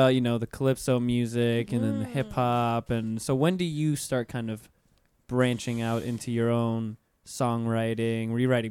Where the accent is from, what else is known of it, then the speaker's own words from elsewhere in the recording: Pensacola, Florida, United States; There's only one hip hop station where I'm from, because I'm from Pensacola, Florida